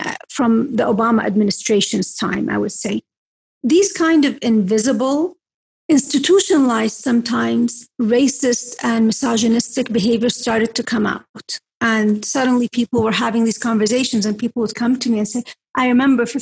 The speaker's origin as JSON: {"language": "English", "town": "Mecca", "region": "Makkah Province", "country": "Saudi Arabia", "moved": "yes", "said": "I'm from Mecca."}